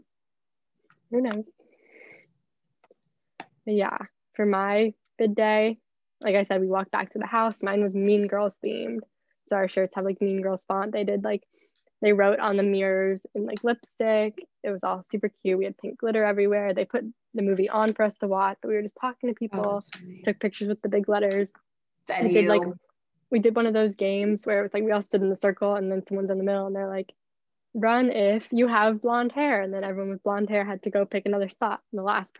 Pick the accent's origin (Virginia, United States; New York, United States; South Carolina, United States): Virginia, United States; NoVA; I'm from Nova.